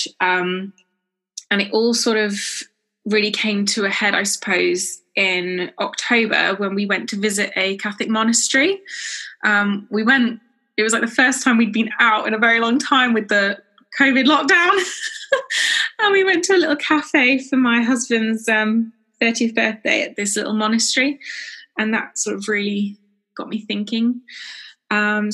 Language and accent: English; South West England, United Kingdom; I'm from the southwest of England